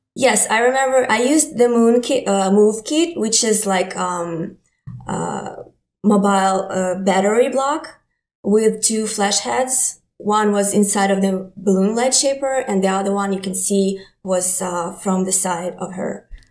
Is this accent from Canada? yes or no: no; Ukraine; English is a second language; moved away as an adult; now in New York, United States; I'm from Ukraine